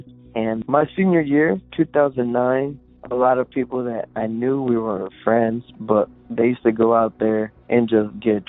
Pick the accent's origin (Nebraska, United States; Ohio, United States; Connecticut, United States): Ohio, United States; Bowling Green; Hey, I'm … from Bowling Green, Ohio.